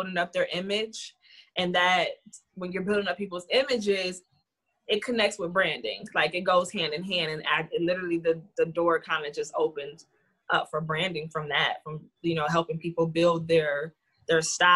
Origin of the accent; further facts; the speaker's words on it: Toledo, Ohio, United States; I'm from Toledo, Ohio